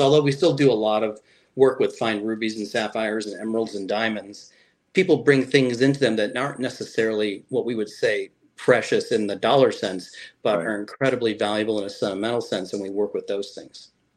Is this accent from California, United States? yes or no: no; Chicago, Illinois, United States; moved away as an adult; now in Fort Myers, United States; I was born in Chicago